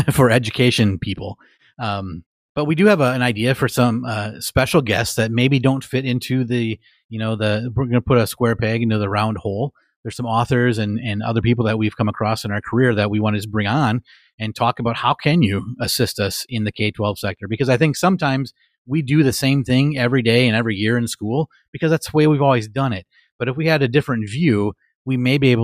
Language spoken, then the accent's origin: English; Marinette, Wisconsin, United States; moved away as an adult; also born or lived in Streamwood, Illinois; I ended up taking a position in my hometown, Marinette, Wisconsin